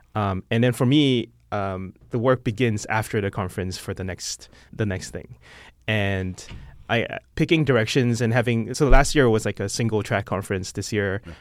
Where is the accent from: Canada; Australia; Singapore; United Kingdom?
Singapore; moved away as an adult; now in San Francisco, United States; I'm not American. I'm Singaporean